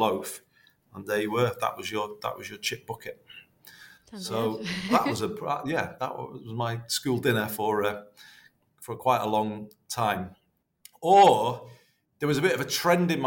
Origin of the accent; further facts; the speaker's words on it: Liverpool, North West England, United Kingdom; also born or lived in Greater Manchester; my mum and dad both being from Liverpool. I was born in Liverpool, even though I'm the mayor of Greater Manchester